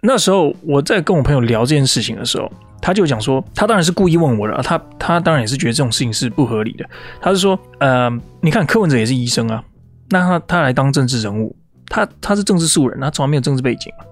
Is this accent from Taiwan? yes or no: yes; Taiwan; now in United States; 我是台， 我是台湾人